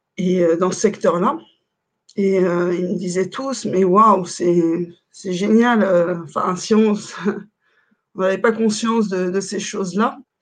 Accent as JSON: {"language": "French", "country": "France", "said": "on est français"}